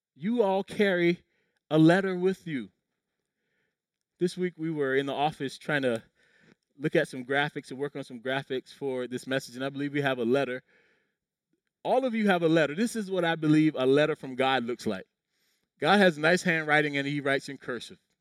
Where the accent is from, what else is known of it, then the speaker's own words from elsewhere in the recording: Low Country, South Carolina, United States; When I was a kid growing up in the Low Country, South Carolina